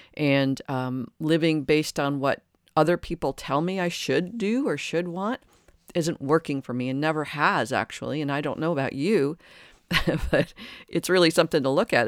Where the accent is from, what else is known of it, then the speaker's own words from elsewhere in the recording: Detroit, Michigan, United States; And I grew up in Detroit, uh, outside Detroit.